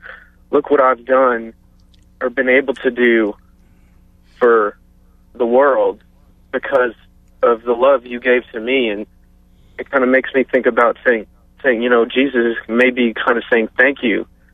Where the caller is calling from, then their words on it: Marksville, Louisiana, United States; Marksville, Louisiana.